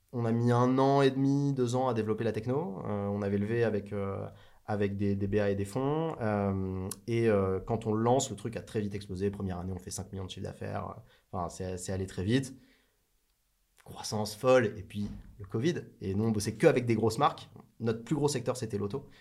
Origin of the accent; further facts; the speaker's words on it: France; Je viens pas de Paris, je suis en provincial.